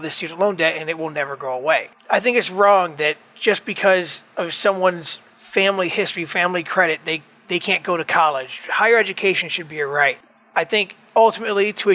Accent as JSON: {"language": "English", "town": "Elyria", "region": "Ohio", "country": "United States", "tie": "born or raised there", "said": "After graduating high school in 2004 in my hometown of Elyria, Ohio"}